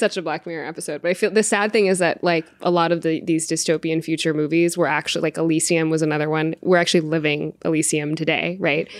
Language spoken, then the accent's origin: English; India; I'm Indian